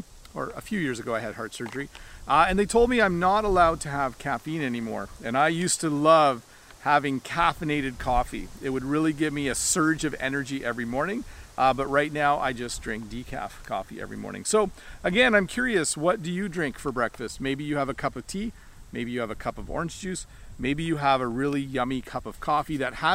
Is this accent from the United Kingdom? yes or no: no; Canada; I was born in Canada, but my family is originally from Holland. I am the son of immigrant parents.